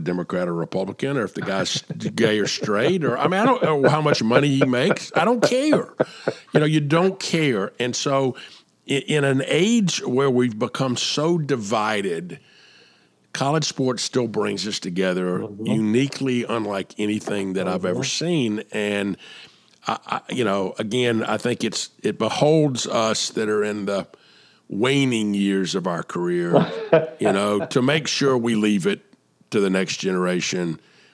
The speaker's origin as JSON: {"language": "English", "town": "Atlanta", "region": "Georgia", "country": "United States", "tie": "born or raised there", "said": "my hometown of Atlanta"}